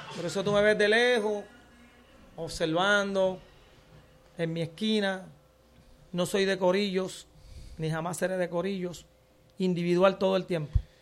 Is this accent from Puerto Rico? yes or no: yes; Puerto Rico; yo soy de aquí